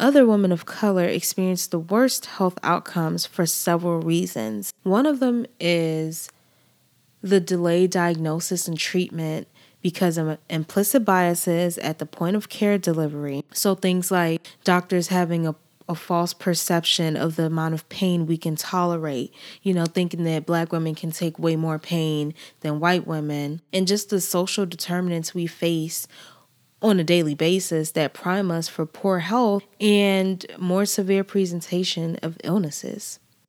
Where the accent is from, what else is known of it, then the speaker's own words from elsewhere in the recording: Nigeria; now in United States; I am a Nigerian woman. I identify as a Nigerian woman. I identify as a Black woman. And I've been in these states for most of my life.